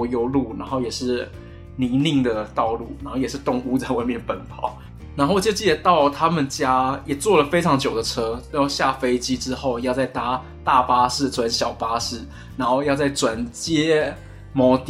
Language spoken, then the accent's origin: Chinese; Taiwan; 作为一个台湾记者，作为台湾人